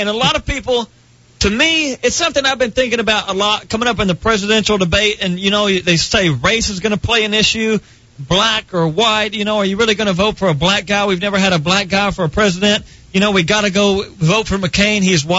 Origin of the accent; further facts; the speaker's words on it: United States; No, I'm American. I have the right to bitch about anything.